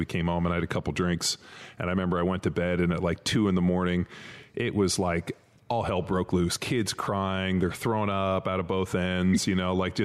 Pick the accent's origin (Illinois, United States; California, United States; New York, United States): California, United States; Torrance; my brother and I, like we grew up in Torrance in Palos Verdes area